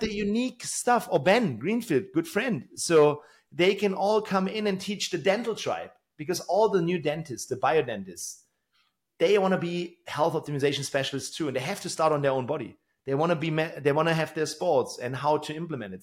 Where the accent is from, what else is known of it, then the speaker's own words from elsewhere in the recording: Tübingen, Baden-Württemberg, Germany; in my hometown here in Tübingen